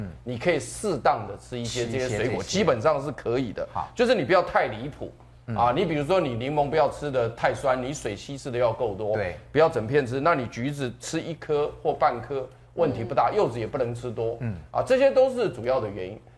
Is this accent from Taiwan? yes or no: yes; Taiwan; 但是呢，你它很奇怪的是，我们台湾人，比如说吃香肠配大蒜